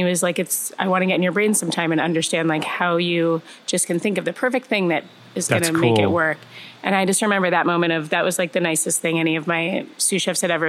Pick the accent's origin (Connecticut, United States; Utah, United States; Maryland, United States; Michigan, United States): Connecticut, United States; moved away as an adult; now in Chicago, United States; I was born in Chicago, but grew up in Connecticut